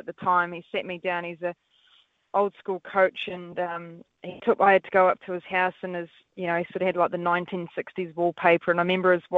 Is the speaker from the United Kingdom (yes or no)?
no; New Zealand; Kiwi child, that we got to play backyard cricket.